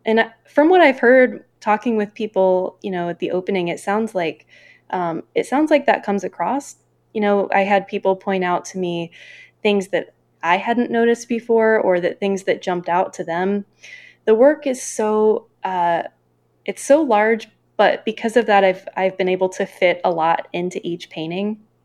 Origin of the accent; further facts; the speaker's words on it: Northeast Ohio, United States; my backgrounds growing up in Northeast Ohio